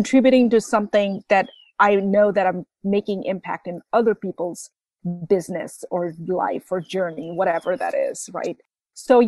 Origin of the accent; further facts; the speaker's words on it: Bangladesh; moved away as an adult; also born or lived in Midwest, United States; now in United States; I grew up in Bangladesh.